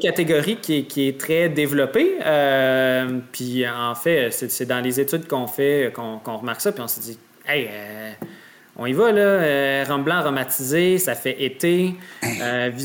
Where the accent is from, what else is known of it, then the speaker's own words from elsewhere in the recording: Salaberry-de-Valleyfield, Quebec, Canada; on vient de la grande région, là, euh, disons, de, l'ouest de Montréal, euh, du Turois, Vaudreuil, Valleyfield. Euh, c'est vraiment notre, région natale